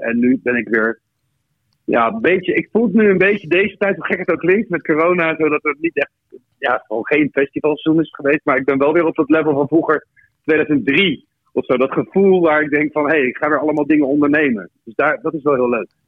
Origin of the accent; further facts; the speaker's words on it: The Hague, South Holland, Netherlands; geboren in Den Haag.